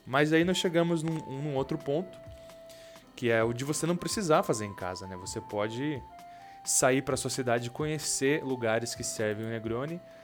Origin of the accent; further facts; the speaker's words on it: Curitiba, Paraná, Brazil; Eu sou de Curitiba